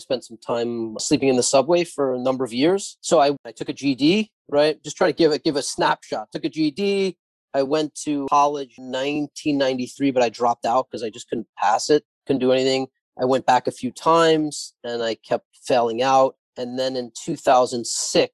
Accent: New York City, New York, United States; also born or lived in Haifa, Israel; I was born in Israel, in Haifa. And my parents came here when I was very young and grew up in Howard Beach

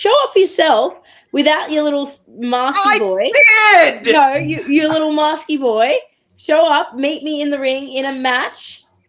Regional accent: Australia; I'm Australian.

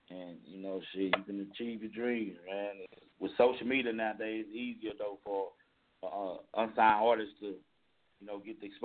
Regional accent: Paris, Île-de-France, France; English is a second language; also born or lived in Dallas; now in United States; I'm from Paris, you know, like, but my last ten years, like, I was living in Dallas, Texas.

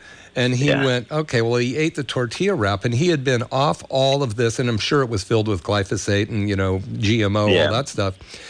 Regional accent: Scotland, United Kingdom; You know, because of I'm Scottish, I'll say there was a very old Scottish chieftain, right?

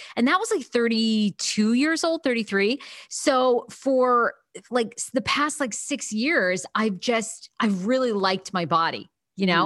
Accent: Maine, United States; I grew up in Maine

